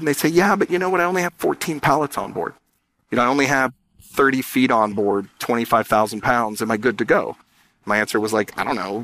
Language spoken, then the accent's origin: English; San Diego, California, United States; born or raised there